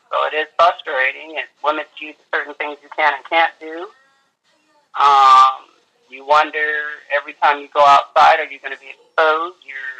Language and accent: English; Fresno, California, United States; I'm from Fresno, California.